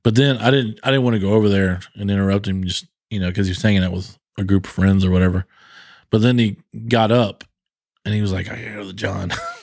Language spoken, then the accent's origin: English; Charlotte, North Carolina, United States; I grew up in Charlotte.